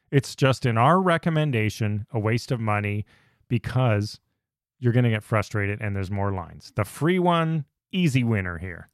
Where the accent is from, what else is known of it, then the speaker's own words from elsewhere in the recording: Canada; We're from Canada